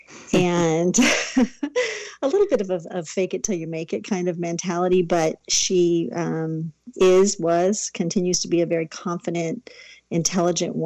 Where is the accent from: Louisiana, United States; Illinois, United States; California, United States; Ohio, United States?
California, United States; Southern; I grew up in Southern California, born and raised.